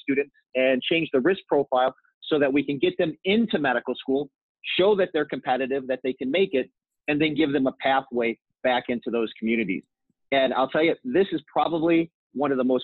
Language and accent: English; St. Louis, Missouri, United States; I'm an Irish Catholic boy from the Midwest. I'm from St. Louis.